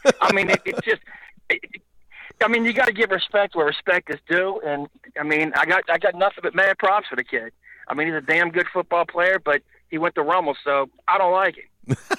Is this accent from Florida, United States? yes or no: no; Louisiana, United States; I grew up in Louisiana